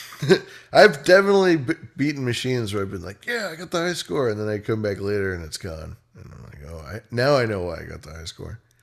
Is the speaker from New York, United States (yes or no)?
no; California, United States; as a Californian